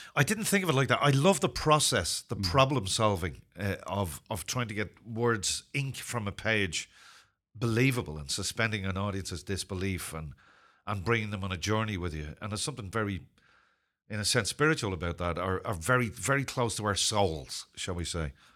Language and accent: English; Ireland; also born or lived in Zimbabwe; I'm not British. I'm Irish